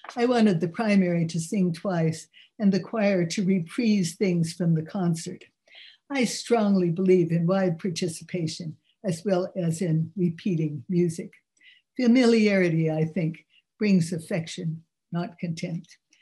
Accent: San Francisco, California, United States; now in New York City, United States; growing up in San Francisco

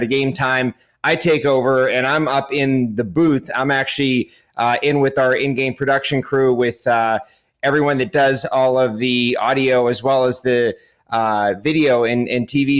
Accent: Pittsburgh, Pennsylvania, United States; I grew up in Pittsburgh

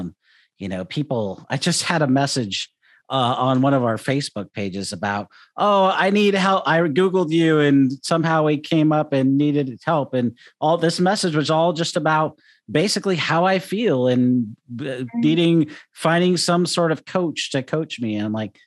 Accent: Seattle, Washington, United States; also born or lived in California; now in Southern Oregon, United States; growing up in Seattle

